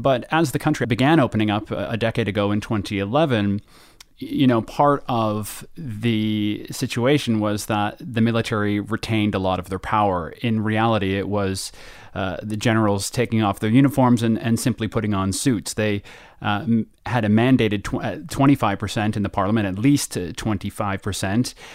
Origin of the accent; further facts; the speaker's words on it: Canada; now in United Kingdom; as a Canadian here in Britain